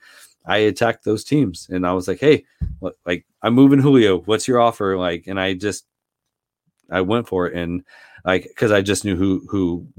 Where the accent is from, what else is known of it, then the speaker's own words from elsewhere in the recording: Seattle, Washington, United States; So I grew up in Seattle. Gary Payton and Sean Kemp in the mid 90s, like that was just a lot of fun to watch.